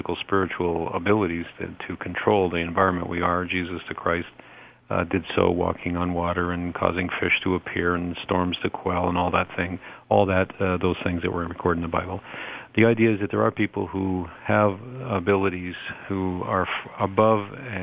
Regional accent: Toronto, Ontario, Canada; my hometown of Toronto

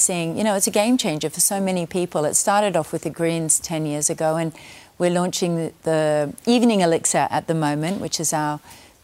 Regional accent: Australia; moved away; I'm very proud to, you know, to be Australian

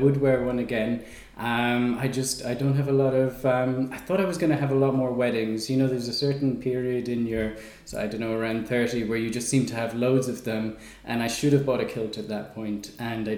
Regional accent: Ireland; also born or lived in England; now in Portugal; I come from Ireland originally. Although I wasn't born there, I was born in England

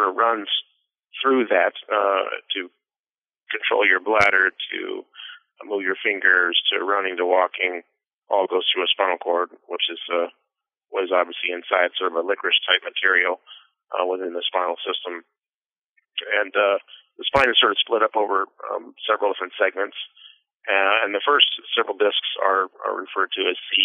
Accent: Seattle, Washington, United States; I was born in Seattle, Washington, back in 1979

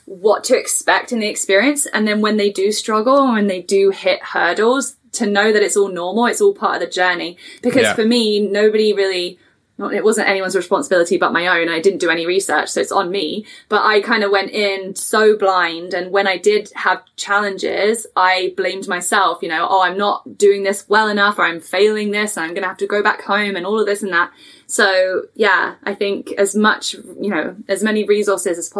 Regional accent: England, United Kingdom; moved away as an adult; also born or lived in Toronto area; now in Canada; I'm from England.

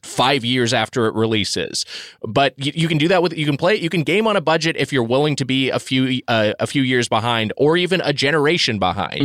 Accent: Southern California, United States; I grew up in Southern California

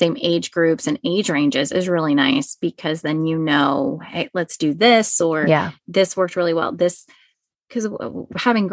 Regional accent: Dallas, Texas, United States; moved away as an adult; also born or lived in Baltimore, Maryland; now in Kansas, United States; I born and raised in North Dallas

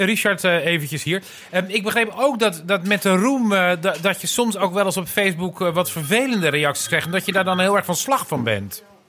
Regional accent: Dirksland, South Holland, Netherlands; moved away; Ik kom van de Zuid-Hollandse eilanden eigenlijk.

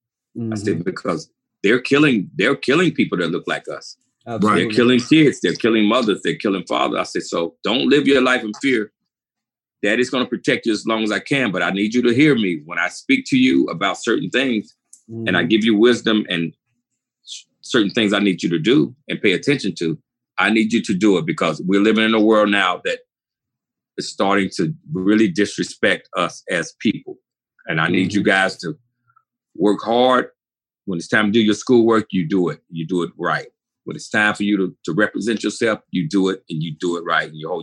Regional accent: Charlotte, North Carolina, United States; I was born and raised here in Charlotte, North Carolina

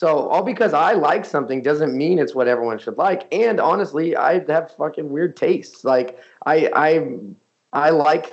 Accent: California, United States; I'm from California

